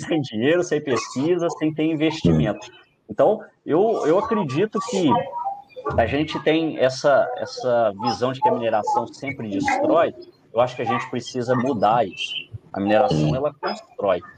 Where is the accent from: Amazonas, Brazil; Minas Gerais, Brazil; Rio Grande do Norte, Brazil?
Minas Gerais, Brazil; also born or lived in Rio Claro, São Paulo; eu sou mineiro